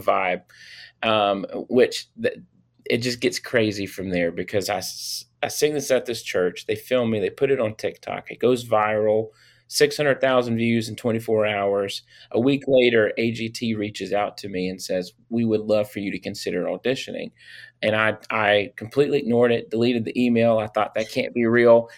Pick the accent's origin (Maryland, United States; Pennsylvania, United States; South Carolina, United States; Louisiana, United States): Louisiana, United States; I am from Louisiana.